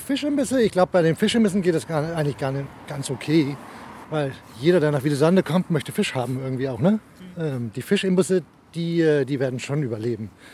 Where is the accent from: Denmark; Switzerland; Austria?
Denmark; also born or lived in Germany; ich bin Deutsch vom Pass, äh, Herz Däne. Ja. Ähm, ich wohne schon seit ich acht bin hier.